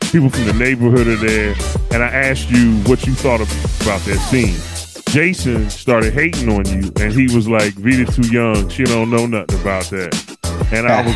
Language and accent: English; Philadelphia, Pennsylvania, United States; I am from Philadelphia, Philly